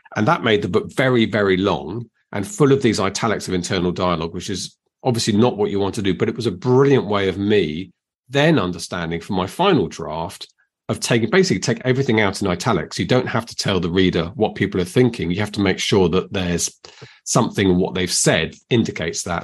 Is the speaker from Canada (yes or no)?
no; United Kingdom; we're very British